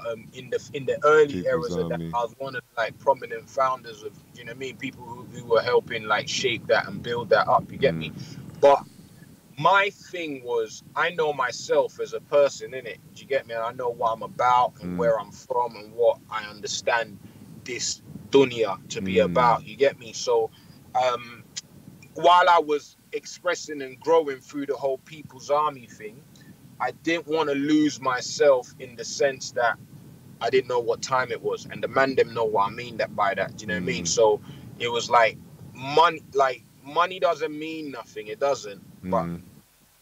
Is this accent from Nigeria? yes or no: yes; Nigeria; I'm Nigerian.